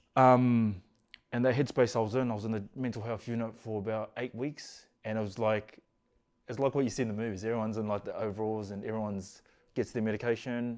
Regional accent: Auckland, New Zealand; Grew up in East Auckland, Glenlinnas

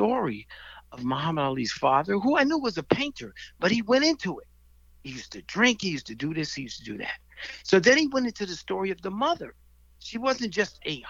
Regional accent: New York City, New York, United States; moved away; I was from the Bronx

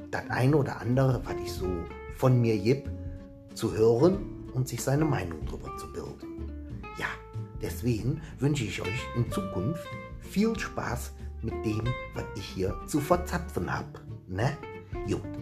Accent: Rhineland, Germany; Ich bin ein Rheinländer durch und durch

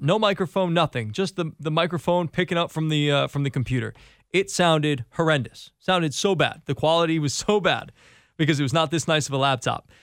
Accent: Connecticut, United States; I grew up in Connecticut.

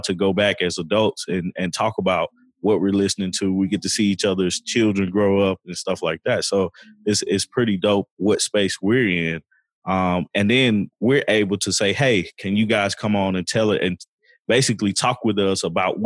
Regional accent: the South, United States; I'm a Southerner

